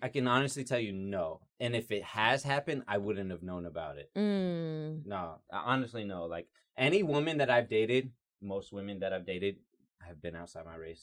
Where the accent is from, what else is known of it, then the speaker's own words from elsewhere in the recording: Georgia, United States; I'm also a white guy that's been born and raised in Georgia